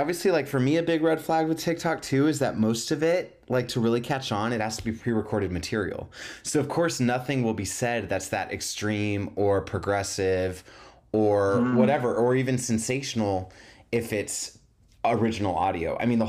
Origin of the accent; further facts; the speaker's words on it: United States; I'm just, you know, I'm an American.